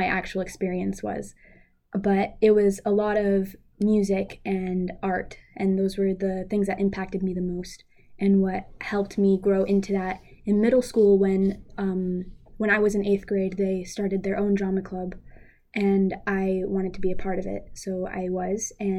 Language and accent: English; Attleboro, Massachusetts, United States; I've been living here my whole life. I've been in the Attleboro Public School System from K through 12, and I'm in the AHS Drama Club.